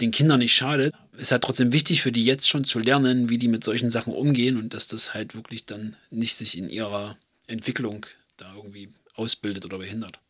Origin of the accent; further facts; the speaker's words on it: Germany; bei uns in Deutschland